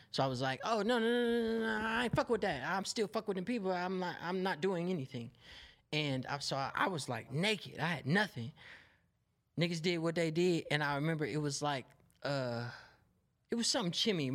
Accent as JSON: {"language": "English", "town": "Oakland", "region": "California", "country": "United States", "said": "I'm from West Oakland, California"}